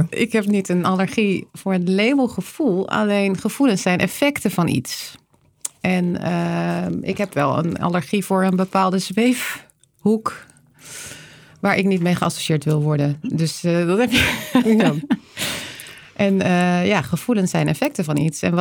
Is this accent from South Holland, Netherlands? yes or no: yes; Leiden, South Holland, Netherlands; now in Breda, Netherlands; Ja, ik ben geboren in Leiden. Mijn moeder is Noordwijkse, mijn vader Rotterdammer. Dus ik, eh, hier, hier liggen meer mijn roots